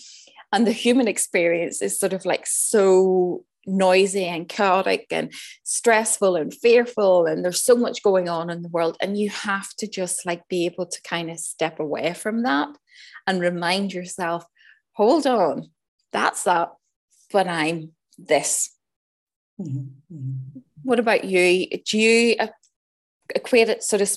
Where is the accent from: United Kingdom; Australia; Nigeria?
United Kingdom; Northern Ireland; moved away; also born or lived in Switzerland; I grew up in Northern Ireland in the height of the troubles